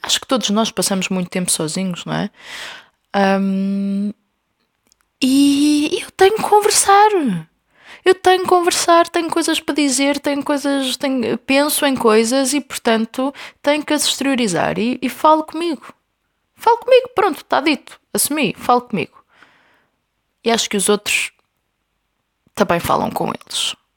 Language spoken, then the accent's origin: Portuguese; Covilhã, Centro, Portugal; now in Lisbon, Portugal; a Covilhã, que é a minha terra